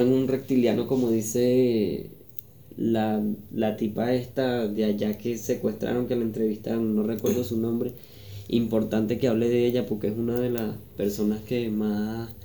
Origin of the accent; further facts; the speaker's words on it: Venezuela; moved away; nosotros como venezolanos